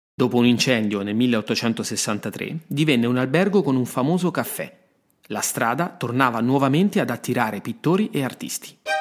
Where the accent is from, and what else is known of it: Rome, Lazio, Italy; born or raised there